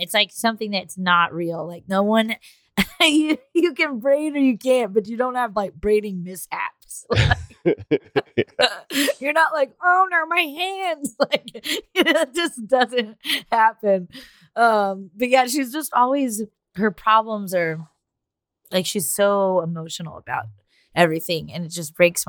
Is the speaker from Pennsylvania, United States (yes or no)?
no; Texas, United States; Like I'm a big like fuck you, I'm from Texas kind of person